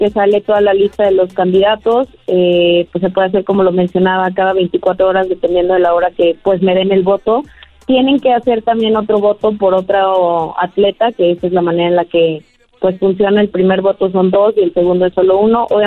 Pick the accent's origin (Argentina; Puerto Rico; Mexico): Mexico; Soy la única mexicana, eh, mi deporte está ahí